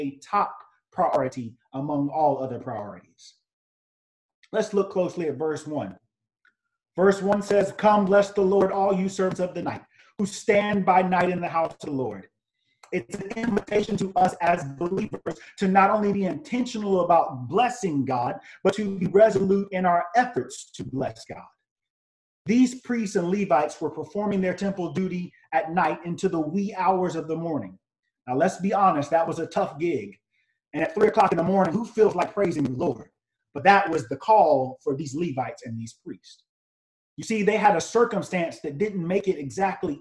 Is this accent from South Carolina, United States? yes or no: yes; Greenville, South Carolina, United States; I grew up in Greenville, South Carolina, and my grandfather was my pastor.